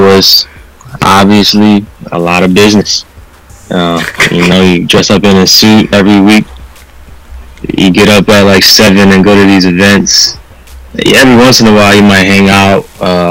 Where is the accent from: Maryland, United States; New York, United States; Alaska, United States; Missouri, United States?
Maryland, United States; Cambridge; also born or lived in Perry Hall, Maryland; I'm from the Eastern Shore of Maryland, from a little town called Cambridge, Maryland.